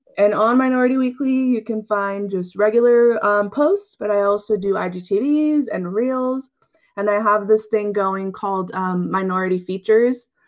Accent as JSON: {"language": "English", "region": "Central Valley of California", "country": "United States", "tie": "born or raised there", "said": "I've grown up here in the Central Valley of California, um, currently living in the Turlock area."}